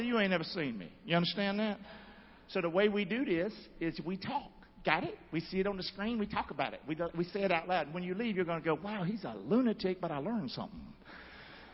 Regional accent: Rockingham, North Carolina, United States; I'm from Rockingham, Nowhere, North Carolina. Grew up in a home of broken parents

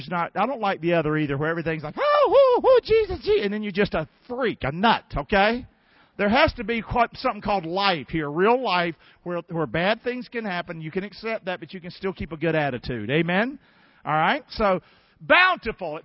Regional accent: Rockingham, North Carolina, United States; moved away; I'm from Rockingham, North Carolina

